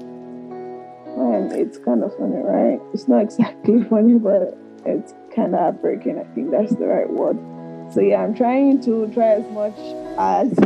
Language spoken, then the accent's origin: English; Lagos, Nigeria; moved away; I grew up in Makoko